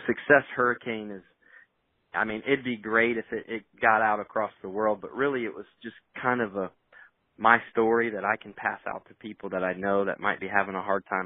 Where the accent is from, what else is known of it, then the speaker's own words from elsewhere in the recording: Indiana, United States; also born or lived in North Carolina; now in Raleigh, United States; I'm from Indiana. I'm originally a Hoosier, I've been down in the Carolinas now for half of my li- half of my life